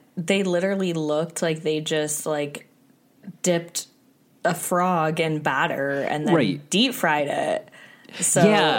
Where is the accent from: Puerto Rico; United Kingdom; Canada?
Canada; I'm from Canada